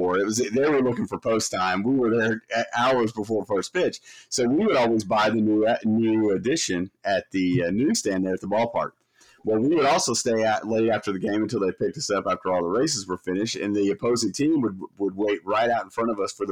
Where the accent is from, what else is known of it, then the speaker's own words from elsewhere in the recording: Eastern Oklahoma, United States; I grew up in Eastern Oklahoma, so grew up with a ton of Cardinals fans